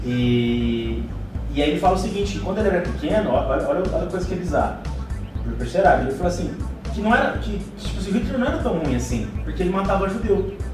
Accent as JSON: {"language": "Portuguese", "country": "Brazil", "said": "Eu sou brasileiro"}